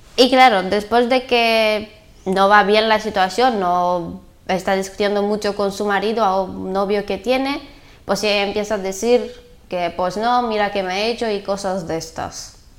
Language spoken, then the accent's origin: Spanish; Bulgaria; Spanish is a second language; moved away as an adult; also born or lived in Valencia; tengo 22 años y soy de Bulgaria